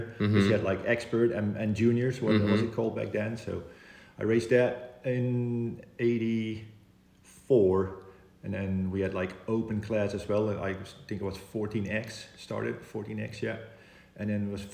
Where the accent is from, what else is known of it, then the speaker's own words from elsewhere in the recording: Oss, North Brabant, Netherlands; Oss, where my hometown is